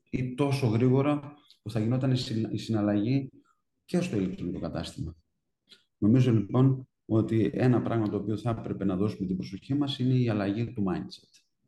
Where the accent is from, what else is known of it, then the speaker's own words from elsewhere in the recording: Trikala, Thessaly, Greece; μένοντα στα Τρίκαλα